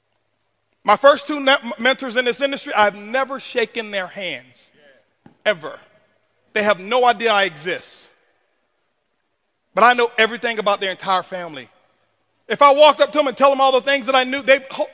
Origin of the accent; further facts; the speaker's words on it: Tampa, Florida, United States; I was born in Ponce de Leon Projects, Tampa, Florida, is where I was raised.